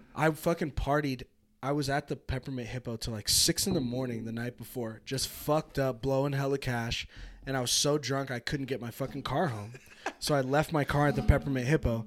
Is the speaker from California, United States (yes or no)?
yes; California, United States; now in Reno, United States; born, I'm born and raised in California.